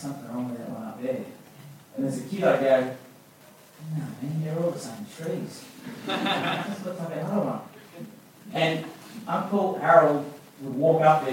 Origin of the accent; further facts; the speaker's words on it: Gundungurra country, New South Wales, Australia; I'm from Bindungra country.